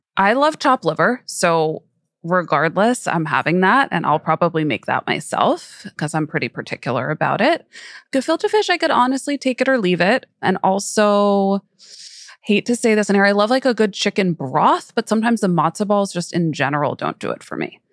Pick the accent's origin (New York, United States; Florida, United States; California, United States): New York, United States; I grew up in New York